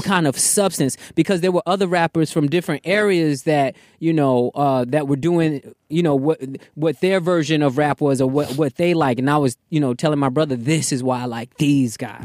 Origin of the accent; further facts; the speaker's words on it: Virginia, United States; also born or lived in Bronx, New York; Came to Virginia at the ripe old age of eight